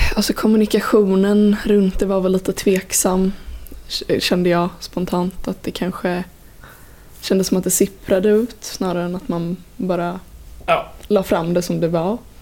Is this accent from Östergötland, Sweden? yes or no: no; Vänersborg, Västra Götaland, Sweden; jag är från Vänersborg.